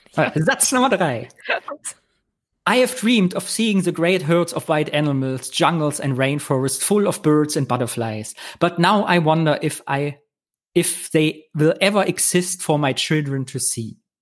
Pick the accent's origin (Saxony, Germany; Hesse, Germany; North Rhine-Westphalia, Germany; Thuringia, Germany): Thuringia, Germany; Kyffhäuserkreis; im Küffhäuserkreis, wo ich herkomme